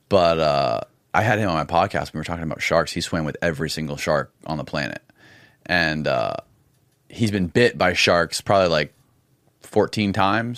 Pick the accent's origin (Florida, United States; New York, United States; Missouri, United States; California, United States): Florida, United States; Indian Rocks Beach; Indian Rocks Beach, Florida